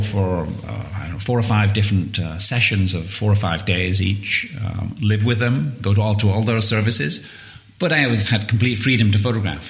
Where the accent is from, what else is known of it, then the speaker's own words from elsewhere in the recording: Widnes, North West England, United Kingdom; also born or lived in London; now in United States; I'm from Widnes, yes.